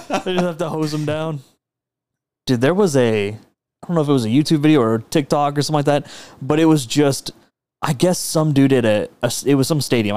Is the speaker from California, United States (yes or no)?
no; Texas, United States; I'm a Texan